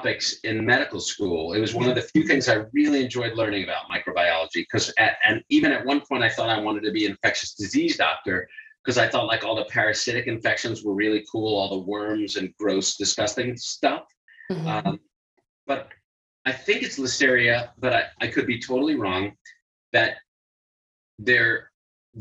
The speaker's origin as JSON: {"language": "English", "region": "New York", "country": "United States", "tie": "born or raised there", "said": "I grew up in New York"}